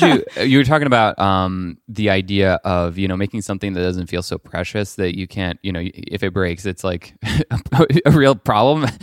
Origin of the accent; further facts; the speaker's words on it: Paris, Île-de-France, France; I grew up in Paris.